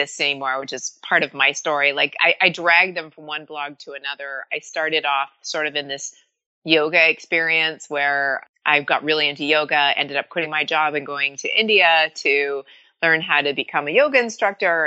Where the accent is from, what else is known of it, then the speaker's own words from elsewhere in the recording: Canada; moved away as an adult; now in United States; I was born in Canada to Irish immigrant parents